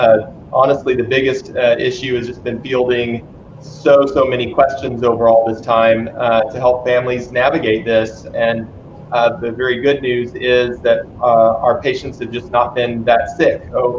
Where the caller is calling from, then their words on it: Dallas, Texas, United States; so I'm calling also from Dallas.